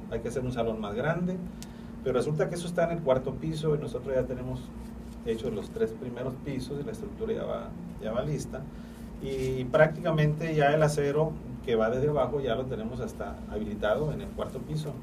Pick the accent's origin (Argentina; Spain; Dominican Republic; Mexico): Mexico; northern Mexico; yo soy del norte de la República